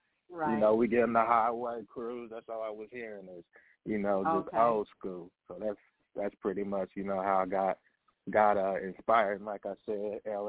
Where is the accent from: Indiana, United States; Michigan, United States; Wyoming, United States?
Indiana, United States; Evansville; now in Kansas City, United States; Yes. Born in a St. Mary's Hospital, Evansville, Indiana.